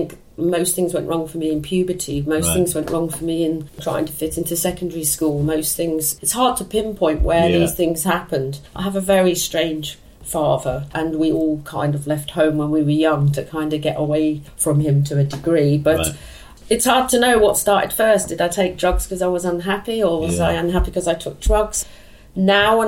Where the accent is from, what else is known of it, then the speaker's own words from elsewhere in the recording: London, United Kingdom; I was born in Chiswick. I moved into this house when I was 16.